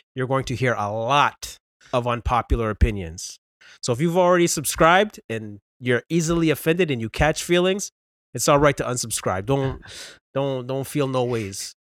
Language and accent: English; Brampton, Ontario, Canada; born and raised in Brampton, Ontario